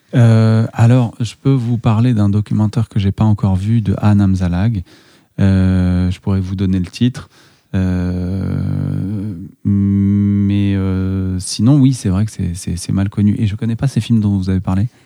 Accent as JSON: {"language": "French", "town": "Casablanca", "region": "Casablanca-Settat", "country": "Morocco", "tie": "born or raised there", "also_born_or_lived": "Strasbourg, France / Paris, France", "moved": "as an adult", "lives_now": "France", "said": "on, est natif du Maroc"}